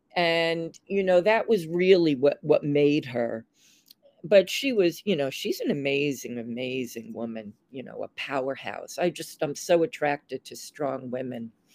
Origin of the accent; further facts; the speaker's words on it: Long Island, New York, United States; moved away as an adult; also born or lived in San Francisco; I grew up on Long Island in the 50s mm-hmm. and the 60s, and I moved into New York City in 1971